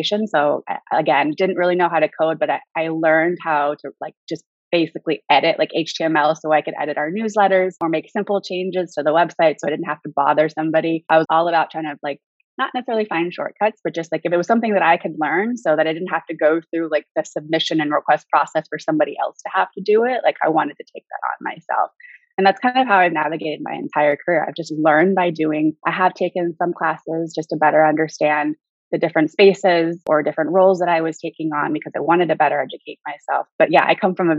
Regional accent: Alameda, California, United States; now in Los Angeles, United States; California born and raised. I grew up in the Bay Area, at the East Bay, in a little island town called Alameda, right next to Oakland

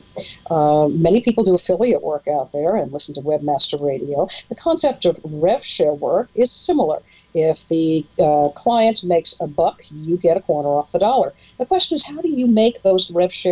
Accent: Seattle, Washington, United States; I come from Seattle, Washington

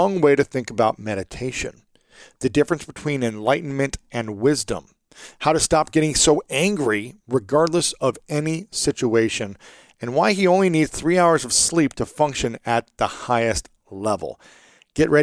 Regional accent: Ohio, United States; my home state many times in Ohio and Columbus.

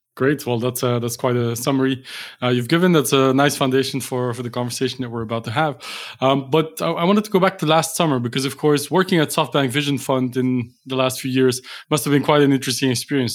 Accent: Belgium; Belgium, uh, which is for my home country

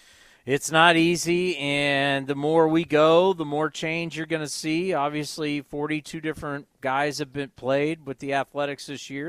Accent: San Diego, California, United States; I'm from San Diego

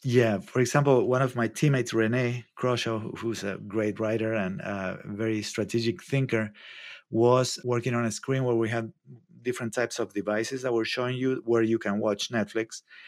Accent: Argentina; moved away as an adult; also born or lived in New York / Mexico City; now in Santa Cruz, United States; I'm from Argentina.

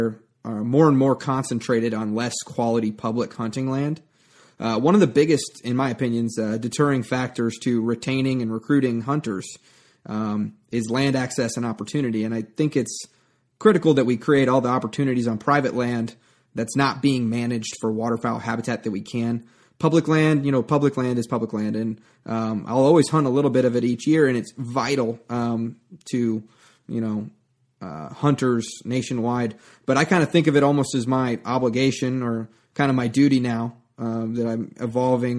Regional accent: Nebraska, United States; also born or lived in El Paso, Texas; I'm from Nebraska

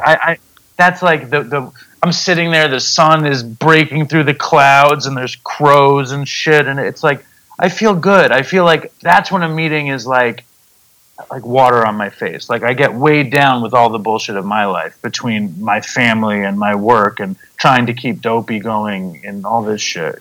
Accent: New York City, New York, United States; I'm from Manhattan. I live in the suburbs now

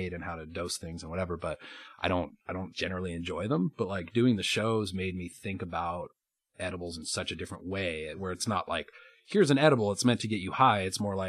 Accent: Colorado, United States; also born or lived in New York / Denver; I'm from Colorado

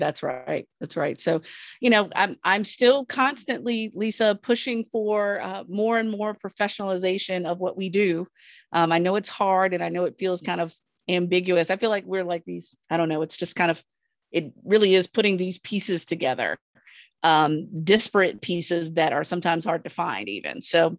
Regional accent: Virginia, United States; I'm from Southern Virginia, so I'm used to all this

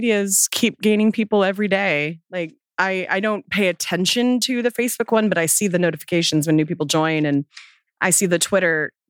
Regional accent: United States; I'm American.

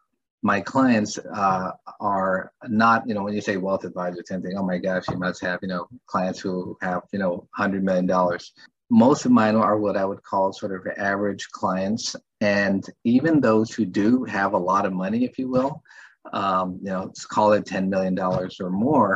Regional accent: San Antonio, Texas, United States; moved away as an adult; also born or lived in Philadelphia / New York; I'm originally from San Antonio

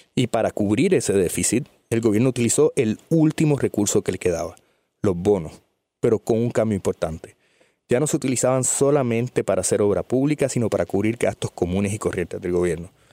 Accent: Puerto Rico; Los puertorriqueños que vivimos en Puerto Rico

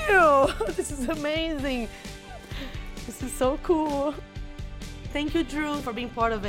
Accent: Rio de Janeiro, Brazil; now in Lindenhurst, United States; I am from Rio de Janeiro, Brazil, and I am the owner of Mooney's Coffee Joint in Lindenhurst, New York.

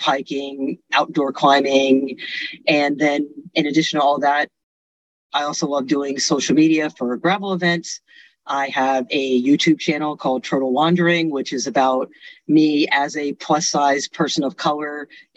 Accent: Lehigh Valley, Pennsylvania, United States; I come from the Lehigh Valley in Pennsylvania

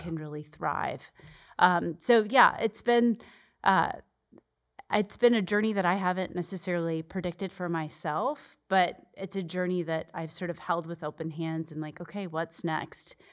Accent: Arizona, United States; moved away as an adult; I'm born and raised in Arizona

